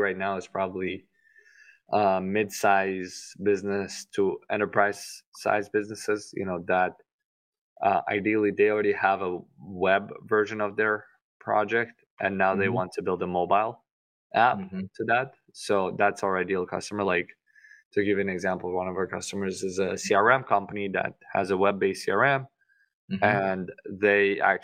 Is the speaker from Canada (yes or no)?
no; Tashkent, Uzbekistan; moved away as an adult; now in Miami, United States; I only came to the US 9 years ago, so I currently live in Miami, Florida, but I grew up in Uzbekistan in the capital, Tashkent